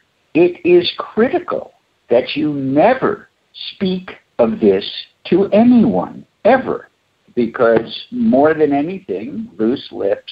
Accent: New York, United States; moved away as an adult; I came out from the East Coast in 1970 from New York.

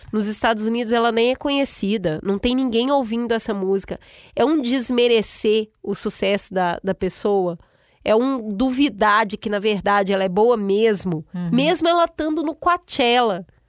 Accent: Brazil; moved away; como brasileira lá fora

